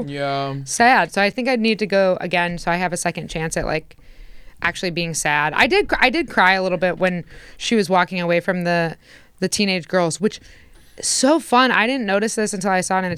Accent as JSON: {"language": "English", "region": "Indiana", "country": "United States", "tie": "born or raised there", "moved": "yes", "said": "growing up in Indiana"}